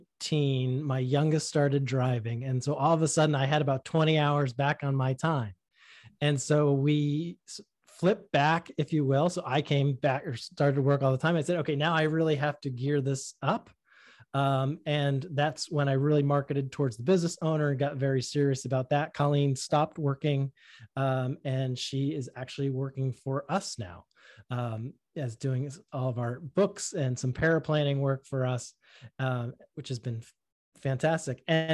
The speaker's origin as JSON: {"language": "English", "town": "Boston", "region": "Massachusetts", "country": "United States", "tie": "born or raised there", "accent": "Boston", "said": "Yeah. If you grow up in Boston and you really listen to how your friends speak, if you have half a brain, you're going to learn how not to speak like that."}